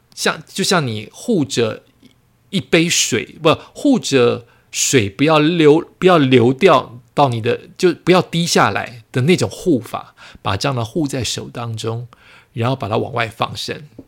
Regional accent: Yonghe, New Taipei, Taiwan; 我永和的家

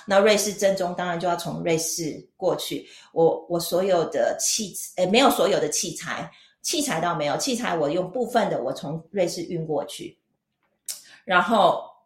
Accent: Taichung, Taiwan; moved away as an adult; now in Switzerland; 我是台中人，然后我跟我弟在台中，呃，开了一家餐厅

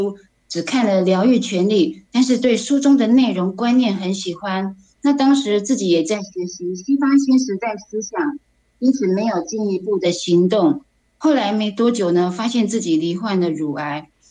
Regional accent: Taipei, Taiwan

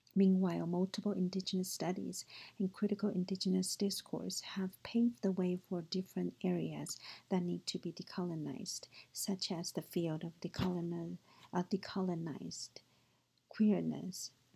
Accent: Taiwan; moved away; also born or lived in United States; I grew up in Taiwan and was educated in both Chinese and U.S. cultures

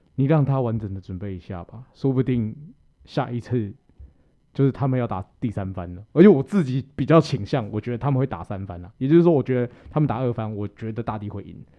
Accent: Taiwan; 我们台湾

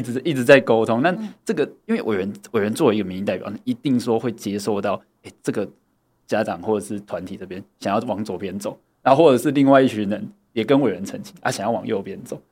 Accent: Tianzhong, Changhua County, Taiwan; 我是彰化人，好。就是，对，只是刚好就是因为我是右下角，我是那个田中镇

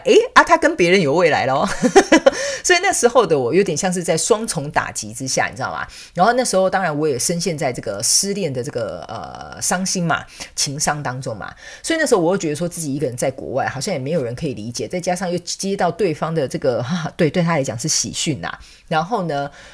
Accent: southern Taiwan, Taiwan; moved away as an adult; also born or lived in Taipei, Taiwan; now in Canada; 我是南部人，我是从南部的乡下小孩，我就直接去，呃，台湾的所谓的所， 大都市，就是首都台北嘛

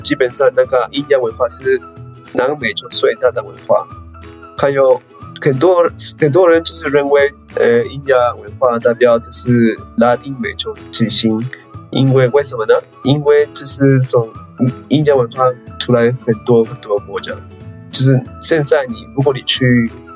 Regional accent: Peru; Chinese is a second language; now in Taiwan; 是秘鲁人

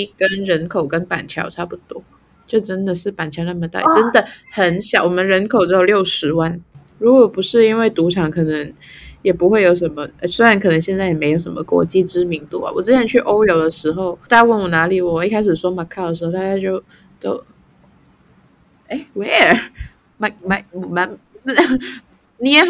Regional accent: Macau; 我觉得我很我不会定义自己是哪里人哎、欸。你可以说我是中国人，中国澳门呢？我们是。

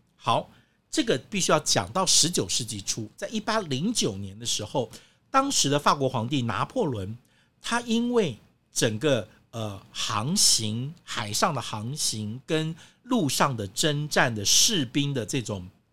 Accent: Taiwan; 像我们中国人，像台湾人

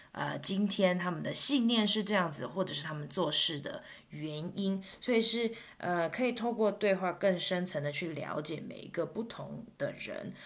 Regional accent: Taiwan; first language Mandarin; now in United States; 我是一个台湾人，我的母语是，呃，普通话，就是华语。 嗯，但是我现在住在美国

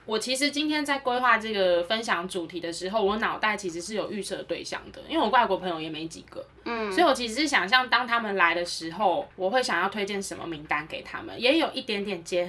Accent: Taiwan; 来认识我们的家乡。

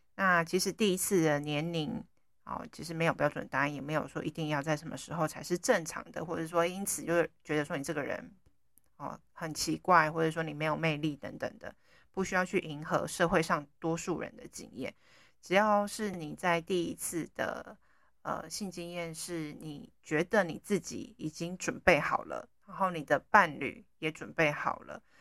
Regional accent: Taiwan; 我们台湾人

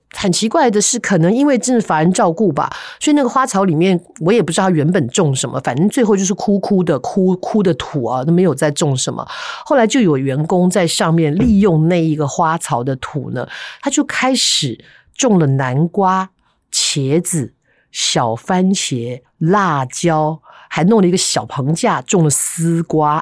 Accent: Taipei, Taiwan; 以前小时候住在台北嵩山那一带，那附近太多山了

